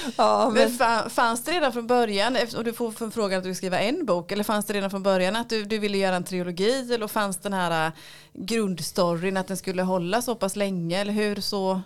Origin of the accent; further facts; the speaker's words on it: Lönneberga, Kalmar County, Sweden; now in Västervik, Sweden; jag är född i Lönneberga.